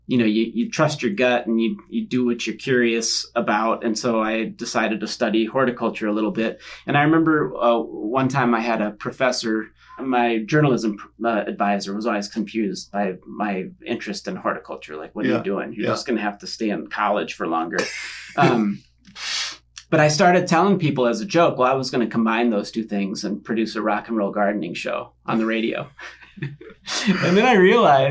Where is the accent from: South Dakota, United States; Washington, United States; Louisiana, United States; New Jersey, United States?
South Dakota, United States; 30 miles south of Sioux Falls; So I'm a farm kid. I grew up 30 miles south of Sioux Falls.